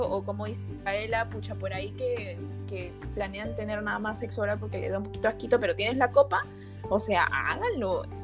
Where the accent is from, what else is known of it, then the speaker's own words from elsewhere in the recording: Juliaca, Puno, Peru; yo soy natalmente de Juliaca, Juliaca está en Puno